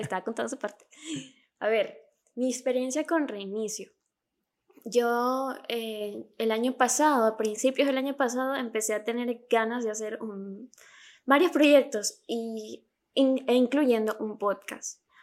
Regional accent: Venezuela; accent: Venezuelan; Yo soy venezolana

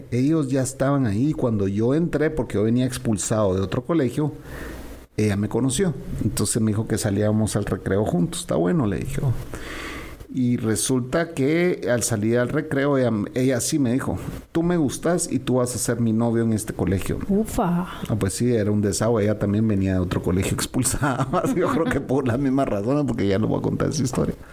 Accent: Guatemala; Le dije, oh, yo soy Chapín.

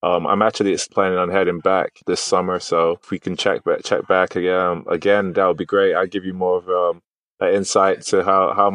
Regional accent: United States; also born or lived in Manchester, United Kingdom; I was raised in the States

